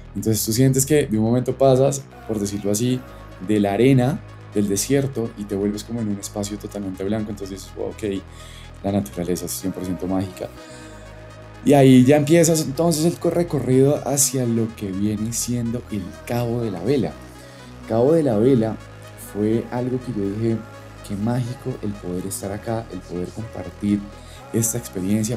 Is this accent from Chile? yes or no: no; Colombia; also born or lived in Bogotá; los paisajes que tenemos como colombianos